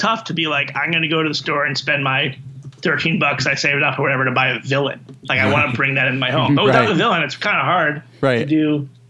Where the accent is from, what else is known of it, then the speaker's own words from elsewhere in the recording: New York, United States; No, I grew up in New York.